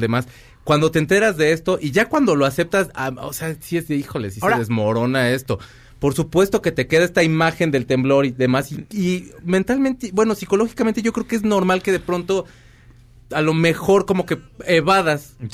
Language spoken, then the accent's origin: Spanish; Mexico